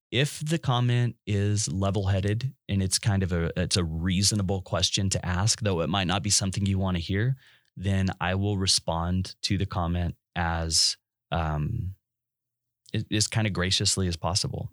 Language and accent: English; West Texas, United States; I'm from West Texas